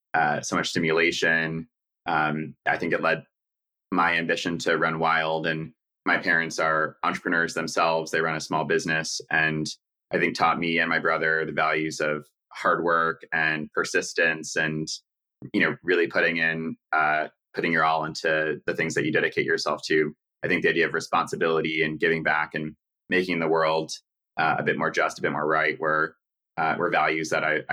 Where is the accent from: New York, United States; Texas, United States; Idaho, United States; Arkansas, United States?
New York, United States; New York City; I guess I'm a stereotype of a New Yorker in that my parents are also from New York. We are Jewish.